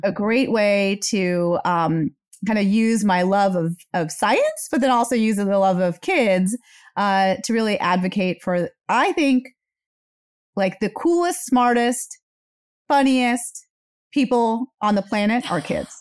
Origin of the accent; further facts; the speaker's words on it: India; moved away; I am an Indian immigrant